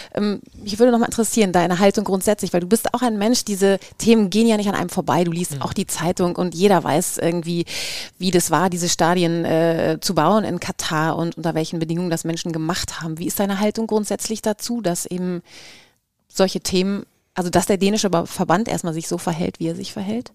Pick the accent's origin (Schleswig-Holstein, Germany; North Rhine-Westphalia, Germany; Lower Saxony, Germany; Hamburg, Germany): North Rhine-Westphalia, Germany; Cologne; Ich komme zum Beispiel aus Köln